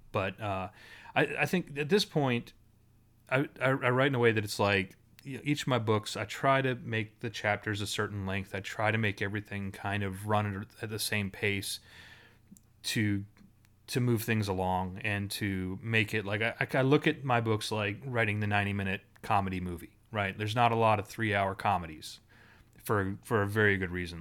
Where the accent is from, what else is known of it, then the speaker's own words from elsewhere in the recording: Ottawa, Ontario, Canada; I grew up in Ottawa